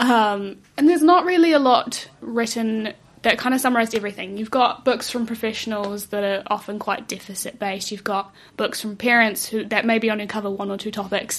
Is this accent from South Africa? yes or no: yes; South Africa; moved away; we come from South Africa